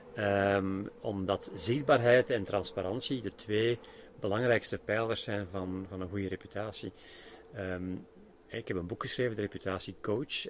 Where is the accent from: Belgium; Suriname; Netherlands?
Belgium